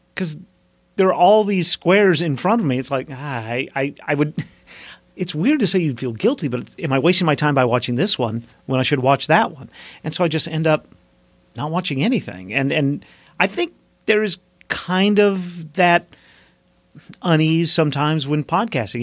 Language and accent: English; Mountain Home, Arkansas, United States; accent: southern; I grew up in the South